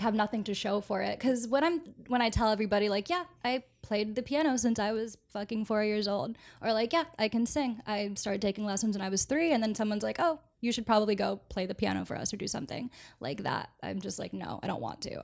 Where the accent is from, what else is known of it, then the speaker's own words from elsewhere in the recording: Orlando, Florida, United States; moved away; I grew up in Orlando